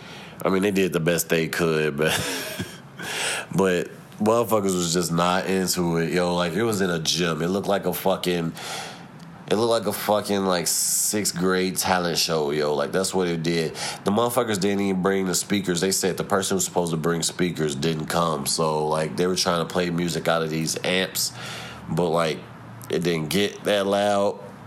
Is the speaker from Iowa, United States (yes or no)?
no; St. Louis, Missouri, United States; Like, I'm from St. Louis.